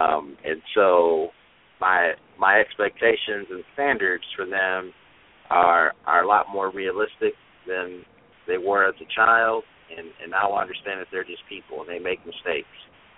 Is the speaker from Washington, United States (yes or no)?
no; Michigan, United States; born or raised there